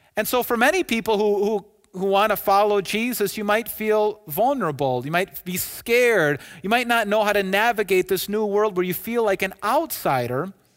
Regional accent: United States; I'm an American citizen

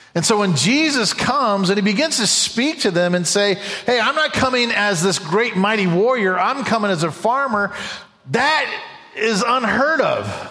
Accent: United States; an American, someone who loves this country

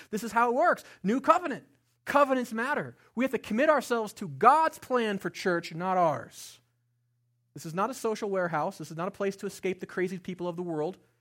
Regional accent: Estes Park, Colorado, United States; I grew up here in Estes Park, a small town, as a white boy, not in church

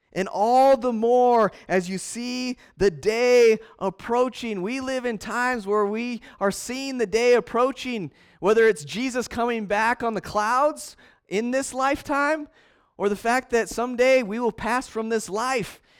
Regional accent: Montana, United States; now in Casper, United States; I'm from Montana, you know, and we drive down Country Road and you wave at people.

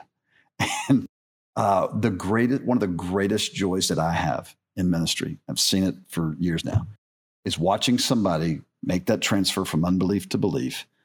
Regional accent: the South, United States; I grew up in the South

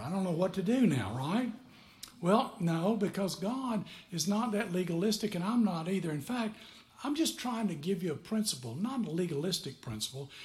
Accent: McMinnville, Tennessee, United States; moved away; also born or lived in Fort Belvoir, Virginia; I'm from McMinnville, Tennessee

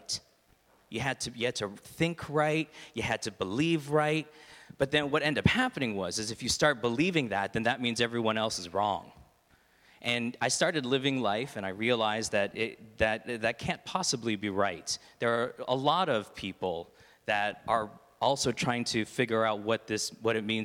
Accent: Toronto, Ontario, Canada; now in Stouffville, Canada; I grew up in the East End of Toronto

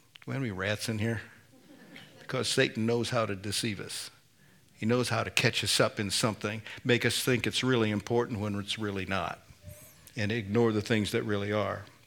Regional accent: Indiana, United States; I'm from Indiana. we say pop

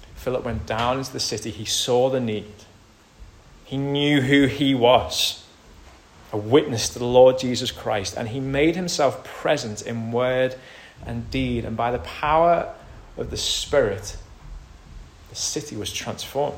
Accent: United Kingdom; we're British

